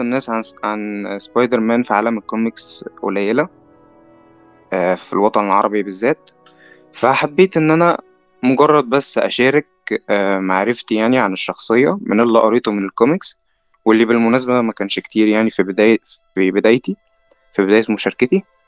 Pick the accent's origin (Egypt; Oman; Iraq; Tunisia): Egypt